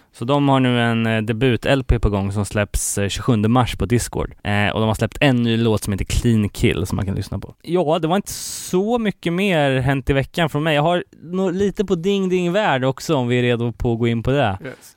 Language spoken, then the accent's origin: Swedish; Gothenburg, Västra Götaland, Sweden; min hemort här, Göteborg